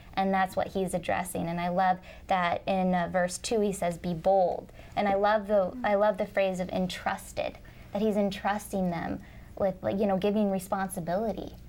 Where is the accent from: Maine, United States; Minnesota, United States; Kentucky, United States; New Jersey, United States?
Minnesota, United States; I'm from Minnesota originally, but I'm moving to Canada.